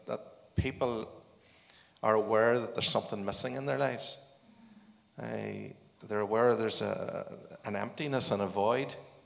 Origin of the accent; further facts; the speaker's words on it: Northern Ireland, United Kingdom; I was brought up on a farm, and I actually went to Greenmount Agricultural College